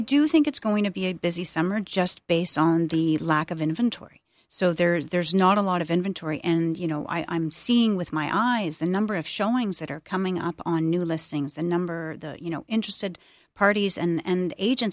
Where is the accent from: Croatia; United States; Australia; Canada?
Canada; Toronto, Ontario; now in Ottawa, Canada; I grew up in Toronto